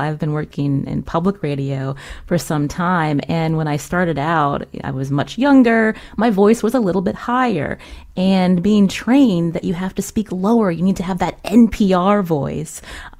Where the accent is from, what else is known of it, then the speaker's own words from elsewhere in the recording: Northeast, United States; I think often about accents because I grew up in the Northeast, but when I moved south for a few years